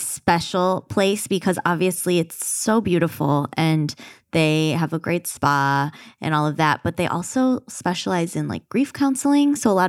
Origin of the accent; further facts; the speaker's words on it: Michigan, United States; Oh, that's, I'm from Michigan.